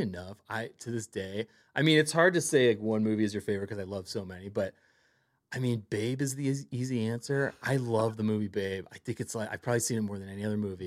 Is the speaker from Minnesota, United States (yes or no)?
no; Cleveland, Ohio, United States; moved away as an adult; also born or lived in New York City; now in Los Angeles, United States; I grew up in Cleveland